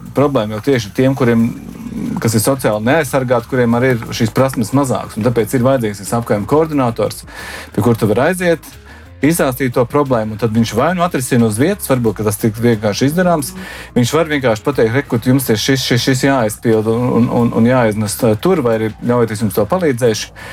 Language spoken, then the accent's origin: Latvian; Tukums, Tukums Municipality, Latvia; now in Riga, Latvia; es nāku no mazas pilsētas. Un patiesībā es nāku no maza ciemata. Mūsu ciemā bija liekas, mazāk par 2000 iedzīvotāju, bet tas bija mans ciems. Un, uh, es esmu tukumnieks, un tā bija mana pilsēta.